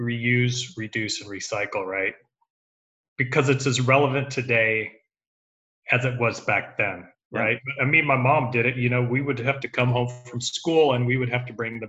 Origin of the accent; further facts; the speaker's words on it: Southern California, United States; moved away as an adult; also born or lived in Santa Monica; now in Houston, United States; We were raised in Southern California